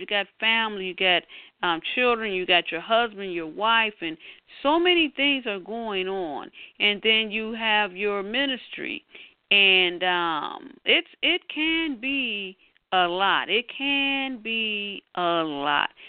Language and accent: English; Detroit, Michigan, United States; here in my hometown, Detroit